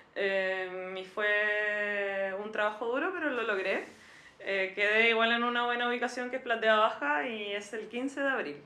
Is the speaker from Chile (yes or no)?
yes; Antofagasta, Chile; Yo soy de Antofagasta